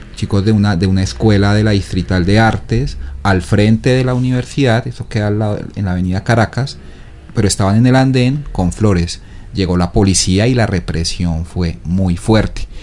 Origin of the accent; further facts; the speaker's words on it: Bogotá, Colombia; moved away as an adult; now in Ecuador; soy de Bogotá